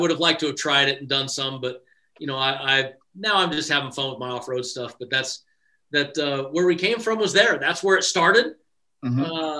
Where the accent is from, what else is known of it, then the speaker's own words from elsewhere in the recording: Las Vegas, Nevada, United States; I'm from Las Vegas, as most everybody knows.